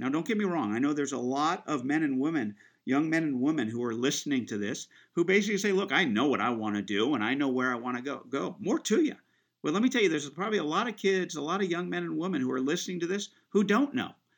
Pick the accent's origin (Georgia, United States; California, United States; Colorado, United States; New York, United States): California, United States; Central Coast; I grew up here on the Central Coast. Um, you know, this is all I know. This is the only place I've called home